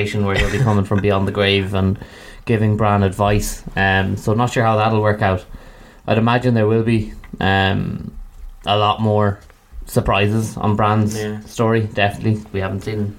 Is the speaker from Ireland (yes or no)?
yes; Galway, Connacht, Ireland; I am from Galway